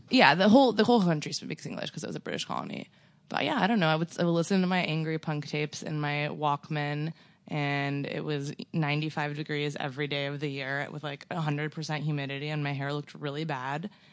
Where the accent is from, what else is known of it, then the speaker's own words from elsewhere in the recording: Torrance, California, United States; also born or lived in West Hollywood, California; I grew up in Torrance, which i, there's really nothing there